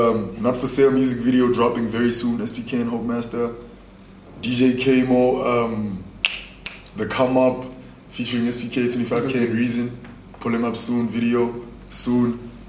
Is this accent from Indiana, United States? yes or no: no; Spokane, Washington, United States; I'm from Zone 3, bro. I'm from Spokane.